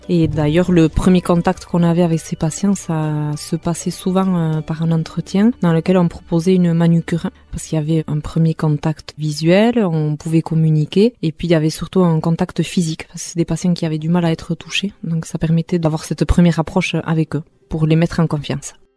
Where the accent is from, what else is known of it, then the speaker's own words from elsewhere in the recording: Hasparren, Nouvelle-Aquitaine, France; first language Basque; French is a second language; now in Mendionde, France; je suis native d'Aspagne